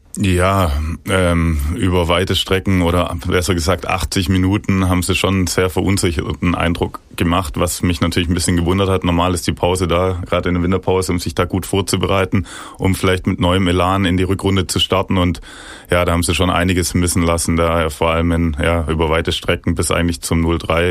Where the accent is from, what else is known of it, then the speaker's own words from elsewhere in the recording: Ostfildern, Baden-Württemberg, Germany; ich bin in Ostfildern geboren, schon von klein auf irgendwie ständig in Kontakt mit dem VfB, damals noch mit dem Vater ins Stadion gegangen.